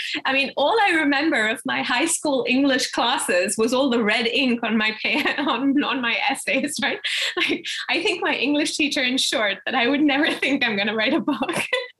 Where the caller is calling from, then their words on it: Boston, Massachusetts, United States; I'm here from Boston.